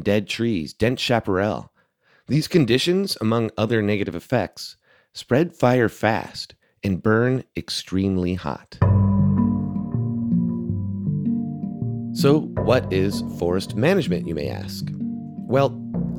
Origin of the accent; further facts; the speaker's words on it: California, United States; also born or lived in East Coast; I was born and raised in California, but my wife and I spent the years 2013 through 2017 living on the East Coast.